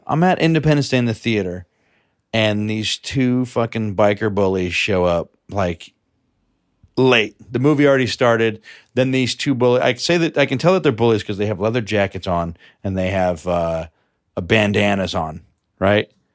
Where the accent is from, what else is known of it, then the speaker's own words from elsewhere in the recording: New York City, New York, United States; I'm from New York